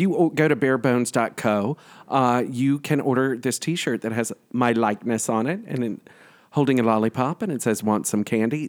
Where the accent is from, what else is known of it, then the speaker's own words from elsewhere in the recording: the South, United States; now in New York, United States; growing up in the South